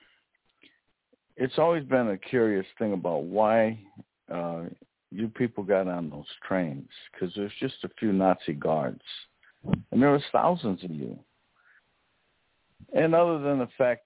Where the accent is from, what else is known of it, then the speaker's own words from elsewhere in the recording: right outside of Chicago, Indiana, United States; I grew up right outside of Chicago, in basically Chicago, Indiana